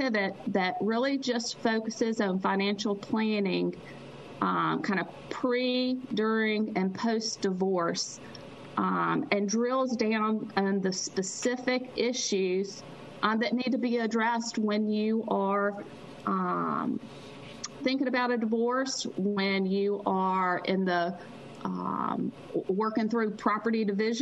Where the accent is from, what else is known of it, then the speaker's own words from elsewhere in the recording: Mississippi, United States; I am from Mississippi